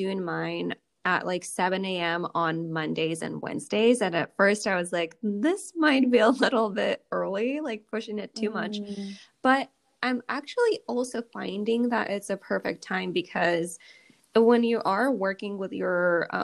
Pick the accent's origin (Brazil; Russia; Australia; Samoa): Russia; moved away; I grew up in Russia